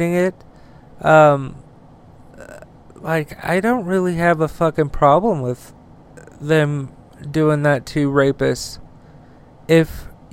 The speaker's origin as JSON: {"language": "English", "country": "United States", "said": "I'm one American out of many"}